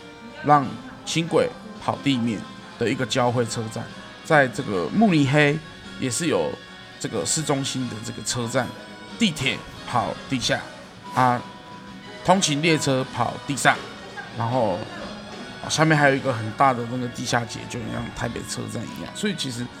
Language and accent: Chinese; Kaohsiung, Taiwan; 我身为一个高雄人